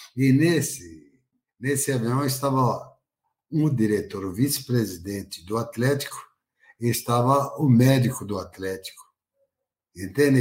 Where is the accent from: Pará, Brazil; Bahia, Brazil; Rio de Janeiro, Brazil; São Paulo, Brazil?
Bahia, Brazil; Juazeiro; moved away; Juazeiro, onde eu nasci